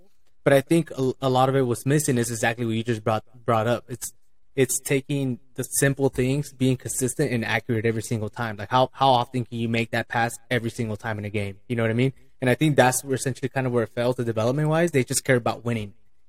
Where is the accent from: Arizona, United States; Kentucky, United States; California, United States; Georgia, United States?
Arizona, United States; now in Great Falls, United States; So I came from Arizona, so I was able to see. I kind of lived all over the U.S., kind of most in the Western states